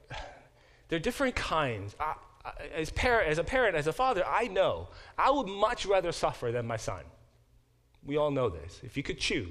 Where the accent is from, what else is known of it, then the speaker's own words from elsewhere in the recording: South Korea; moved away; I was born in Korea and in the early 70s, and that was before Korea became a more developed country